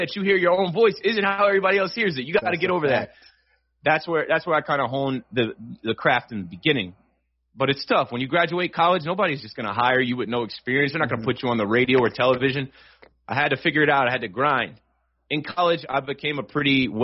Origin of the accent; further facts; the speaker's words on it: Monmouth County, New Jersey, United States; also born or lived in Virginia; I was born in Monmouth Medical Center, mm-hmm. grew up in Monmouth County